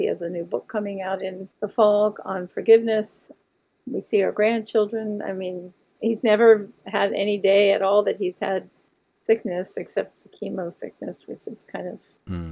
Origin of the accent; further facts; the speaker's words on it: Monroeville, Pennsylvania, United States; I grew up in Monroeville, Pennsylvania, which was a bedroom community on the outskirts of Pittsburgh, Pennsylvania